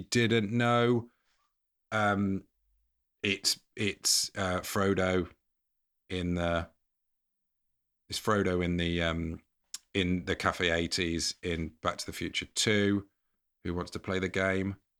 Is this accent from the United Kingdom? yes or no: yes; England, United Kingdom; as an English person